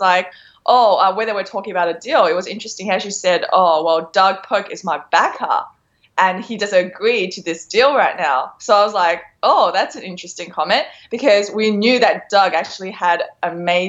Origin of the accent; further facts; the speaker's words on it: Melbourne, Victoria, Australia; I actually studied in Melbourne, Australia for about 20 odd years.